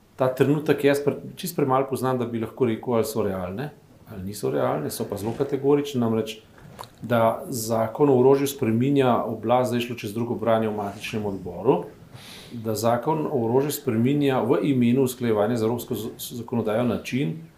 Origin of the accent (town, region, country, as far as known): Slovenia